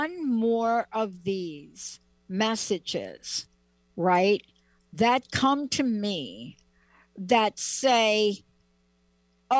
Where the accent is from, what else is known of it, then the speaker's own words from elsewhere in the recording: New York, United States; I'm from New York. I'm from the East Coast